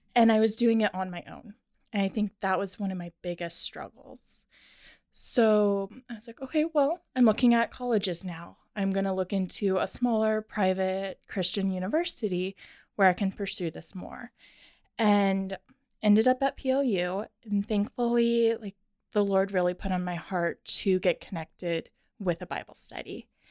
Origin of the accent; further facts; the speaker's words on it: Tacoma, Washington, United States; also born or lived in Arizona / Nebraska; I was born and raised in Tacoma, went to Stadium High School